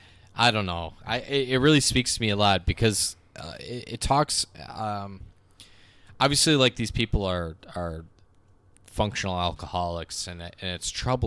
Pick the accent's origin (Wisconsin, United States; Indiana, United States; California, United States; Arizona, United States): Wisconsin, United States; Milwaukee; and for me growing up in Milwaukee, and this is something that's kind of dying.